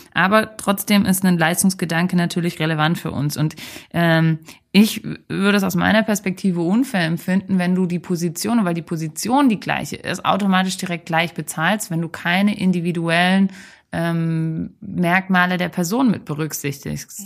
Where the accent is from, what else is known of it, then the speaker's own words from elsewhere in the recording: Germany; bei uns in Deutschland